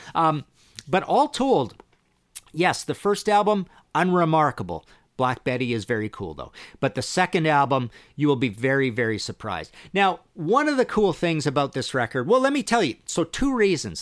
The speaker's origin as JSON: {"language": "English", "town": "Trail", "region": "British Columbia", "country": "Canada", "tie": "born or raised there", "said": "I grew up in Trail, B C, little town in British Columbia"}